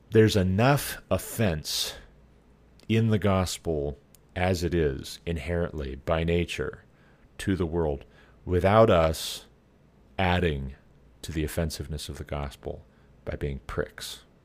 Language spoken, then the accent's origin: English; Glendive, Montana, United States; moved away as an adult; also born or lived in Sidney, Montana; we moved to Sydney, Montana, from Glendive, Montana, my hometown